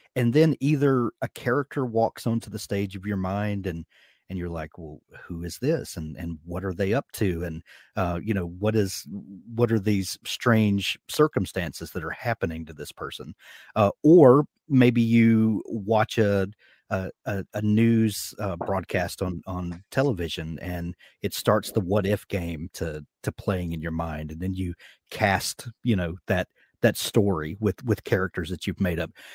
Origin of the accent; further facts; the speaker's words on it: the American South, United States; accent: American drawl; I'm from the American South